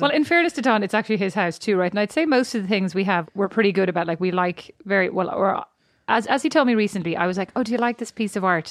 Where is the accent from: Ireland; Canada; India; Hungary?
Ireland; now in United States; I'm Irish